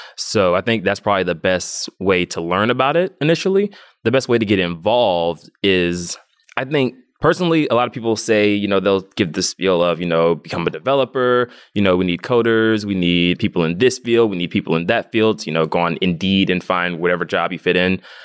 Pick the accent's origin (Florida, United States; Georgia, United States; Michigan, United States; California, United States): Georgia, United States; Atlanta; I'm from Atlanta, Georgia, born and raised, where I'm also based now